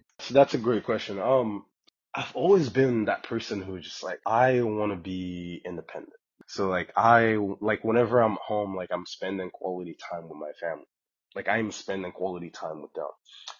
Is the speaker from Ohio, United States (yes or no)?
no; Texas, United States; moved away as an adult; also born or lived in Dallas, Texas / Austin, Texas; now in Portland, United States; we're from Texas, right? Like Texas is our spot